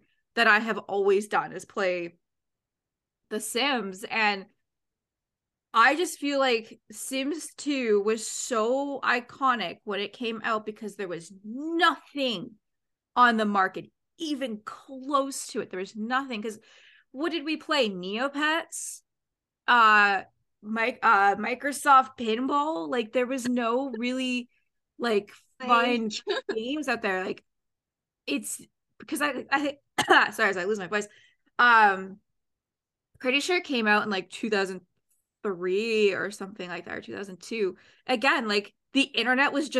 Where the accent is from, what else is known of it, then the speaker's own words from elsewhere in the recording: Canada; I'm from Canada